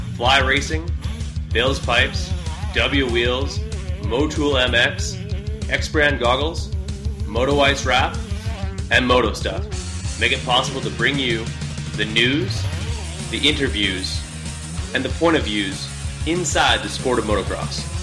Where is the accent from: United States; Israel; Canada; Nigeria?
Canada; being Canadian